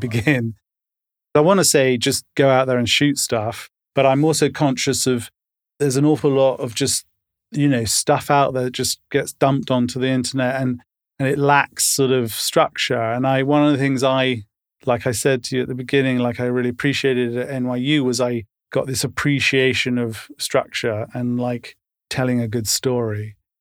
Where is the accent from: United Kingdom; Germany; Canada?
United Kingdom; London; moved away as an adult; also born or lived in Tottenham / United States; I grew up in Camden and loved growing up here